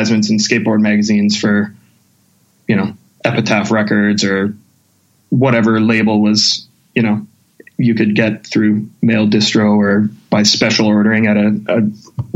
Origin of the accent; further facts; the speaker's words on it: St. Albert, Alberta, Canada; also born or lived in Whitehorse, Yukon; I grew up in St. Albert, which was like, at the time, it wasn't too big.